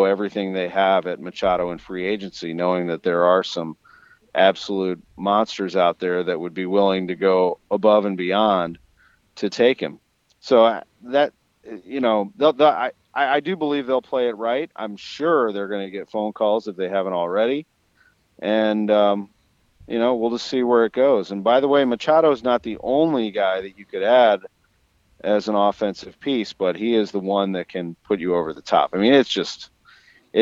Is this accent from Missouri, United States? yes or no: yes; Creve Coeur, Missouri, United States; I grew up here, but I grew up in West County. I mean, I grew up in Creve Coeur